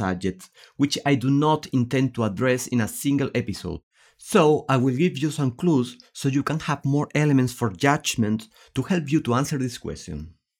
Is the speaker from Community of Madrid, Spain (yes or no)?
no; Seville, Andalusia, Spain; I am from Seville, I am Andalusian, and I am very proud of the cultural production that has always emanated from my area.